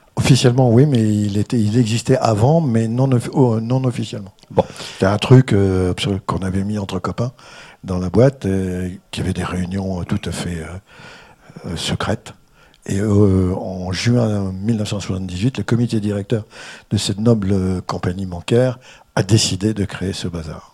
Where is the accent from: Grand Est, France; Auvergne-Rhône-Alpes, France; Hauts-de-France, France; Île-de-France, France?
Hauts-de-France, France; the North; moved away; je suis originaire du Nord, donc je suis un ch'ti